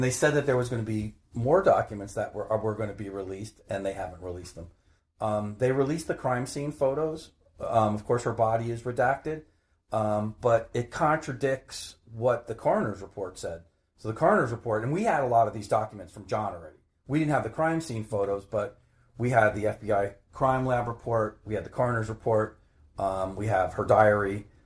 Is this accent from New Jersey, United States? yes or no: yes; Maplewood, New Jersey, United States; I grew up in Maplewood, which is a couple towns over.